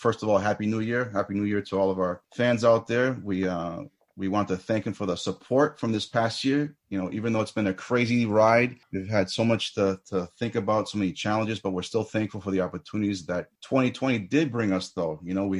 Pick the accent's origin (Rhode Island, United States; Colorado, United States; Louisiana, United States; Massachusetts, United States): Massachusetts, United States; Boston; we're from Boston